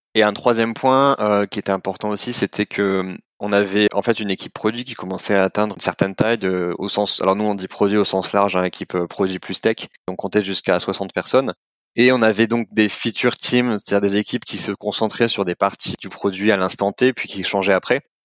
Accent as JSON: {"language": "French", "town": "Montpellier", "region": "Occitania", "country": "France", "moved": "yes", "said": "Je viens de Montpellier à la base"}